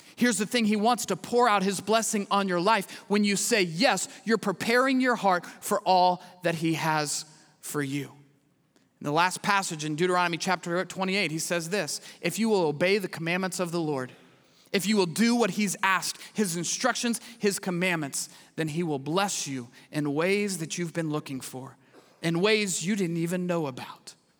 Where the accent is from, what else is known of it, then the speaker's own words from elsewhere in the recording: Midwest, United States; moved away as an adult; now in Houston, United States; I grew up in the Midwest.